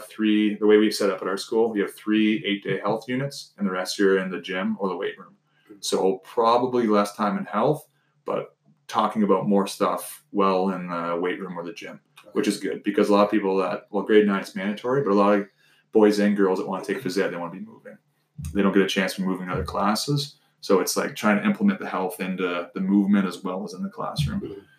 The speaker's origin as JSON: {"language": "English", "town": "Mitchell", "country": "United States", "tie": "born or raised there", "said": "So think about growing up in Mitchell."}